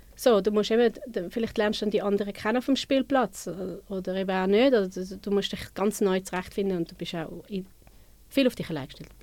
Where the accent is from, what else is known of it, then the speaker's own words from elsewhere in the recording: Winterthur, Zurich, Switzerland; ich bin von Winti, ich bin zu Winterthur aufgewachsen.